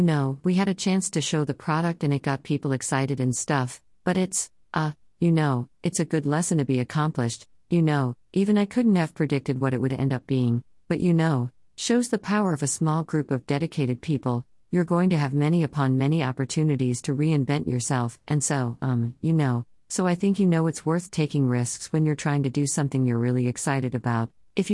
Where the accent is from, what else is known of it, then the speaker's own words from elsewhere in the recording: Chennai, Tamil Nadu, India; I'm from the South. I'm from Chennai. I studied Hindi in school, but I never spoke it much.